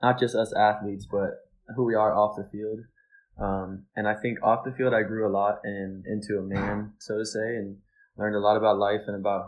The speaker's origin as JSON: {"language": "English", "region": "Texas", "country": "United States", "tie": "born or raised there", "moved": "yes", "lives_now": "Charlotte, United States", "said": "I was born in Texas and I started playing there when I was about 4 years old"}